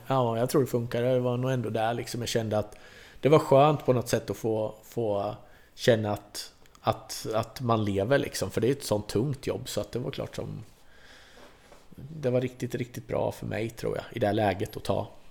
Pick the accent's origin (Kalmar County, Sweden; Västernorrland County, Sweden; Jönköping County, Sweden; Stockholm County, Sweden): Kalmar County, Sweden; Vimmerby; Här är ändå Vimmerby, det är min hemort.